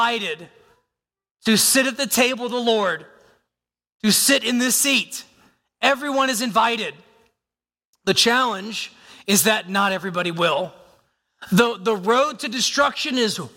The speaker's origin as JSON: {"language": "English", "country": "United States", "said": "I am physically here as an American"}